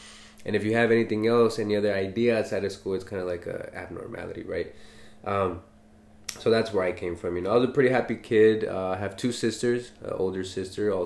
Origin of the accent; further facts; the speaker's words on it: Los Angeles, California, United States; We're both from San Pedro